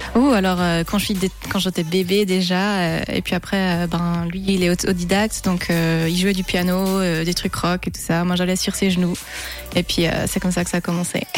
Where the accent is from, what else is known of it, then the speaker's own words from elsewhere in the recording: Tramelan, Bern, Switzerland; also born or lived in London; mon village natal, ah, ah, à, Tramelan.